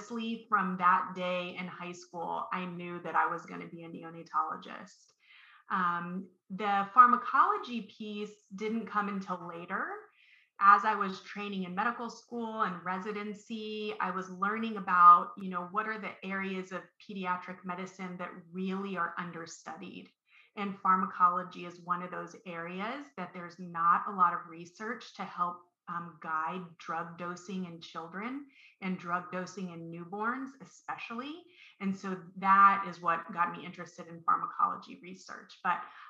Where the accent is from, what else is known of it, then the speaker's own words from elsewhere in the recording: Columbus, Ohio, United States; when I was a high school student, I'm from Columbus, Ohio, and I went to a academic specialty school